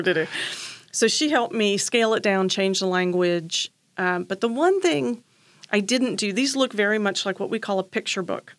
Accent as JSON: {"language": "English", "town": "Charleston", "region": "South Carolina", "country": "United States", "tie": "born or raised there", "also_born_or_lived": "Columbia, South Carolina", "lives_now": "Wilmington, United States"}